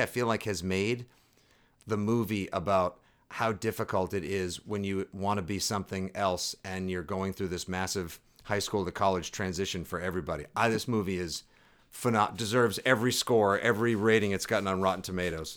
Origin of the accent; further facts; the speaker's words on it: Boston, Massachusetts, United States; I'm from Boston